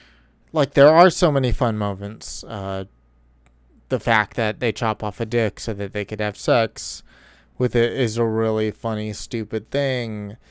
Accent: Boston, Massachusetts, United States; I'm from Boston. We don't sunbathe.

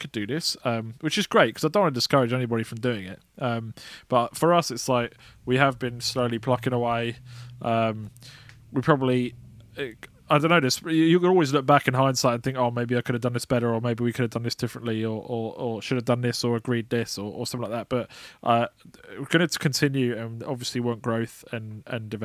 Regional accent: Grimsby, Yorkshire and the Humber, United Kingdom; now in London, United Kingdom; from Grimsby, UK

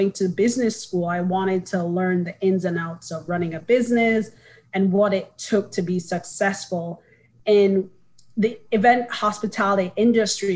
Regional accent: Kingston, Jamaica; moved away as an adult; now in United States; I am from Kingston, Jamaica, born and raised, came to the States for school

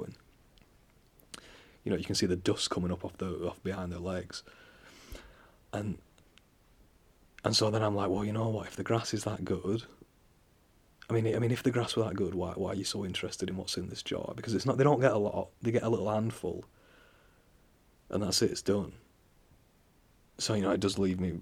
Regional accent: England, United Kingdom; I'm from England.

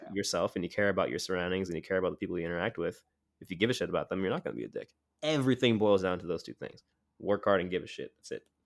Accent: Montclair, New Jersey, United States; moved away as an adult; also born or lived in Crown Heights, Brooklyn; now in Brooklyn, New York, United States; I grew up in Montclair, New Jersey

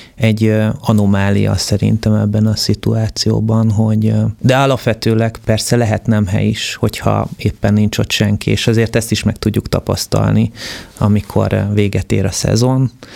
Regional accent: Budapest agglomeration, Hungary; az első generációs családok közé tartozok, akik, ö, az agglomerációba kiköltöztek. Tehát, hogy amikor mi mondjuk, ö, kiköltöztünk Budapestről

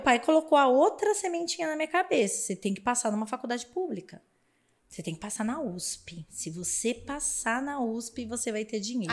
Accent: São Paulo, Brazil; eu cresci numa família muito humilde na Zona Leste de São Paulo

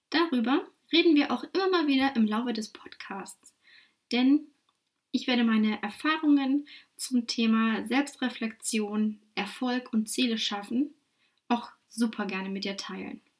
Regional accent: Lutherstadt Wittenberg, Saxony-Anhalt, Germany; now in Dresden, Germany; 28 Jahre jung, geboren und aufgewachsen in Lutherstadt-Wittenberg in Sachsen-Anhalt. Aber seit 2013 darf ich mich nun offiziell Dresdnerin nennen.

